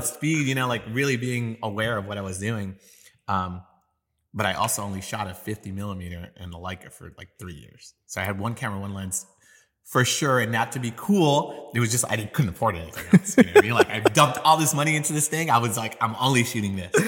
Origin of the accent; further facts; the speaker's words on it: New York, United States; now in San Antonio, United States; I'm from New York, and I grew up skateboarding